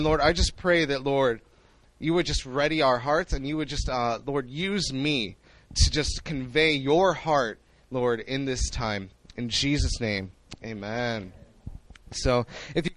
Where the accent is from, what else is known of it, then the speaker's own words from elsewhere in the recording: Chicago, Illinois, United States; moved away as an adult; now in Seoul, South Korea; I was born and raised in Chicago